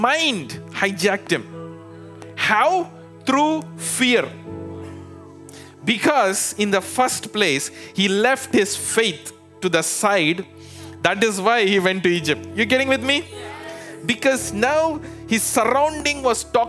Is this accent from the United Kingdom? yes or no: no; India; moved away as an adult; now in United States